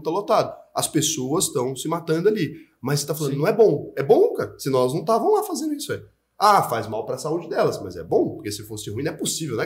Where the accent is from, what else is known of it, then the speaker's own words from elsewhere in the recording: Goiás, Brazil; E eu nasci em Goiás